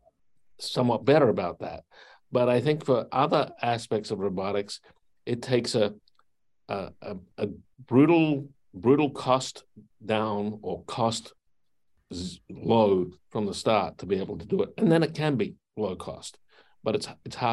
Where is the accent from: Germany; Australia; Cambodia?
Australia; Adelaide, South Australia; moved away; When I grew up in Adelaide, South Australia